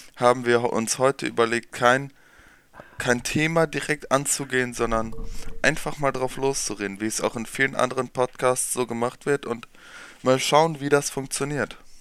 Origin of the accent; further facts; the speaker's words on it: neighbouring village of Nordwalde, North Rhine-Westphalia, Germany; Ich komme aus dem Nachbarort